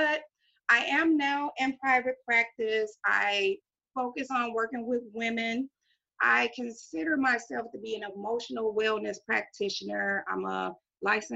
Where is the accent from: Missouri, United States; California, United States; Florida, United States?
Missouri, United States; Kinloch; where I was raised. I'm from Kinloch. It's in St. Louis County. It's next to Ferguson.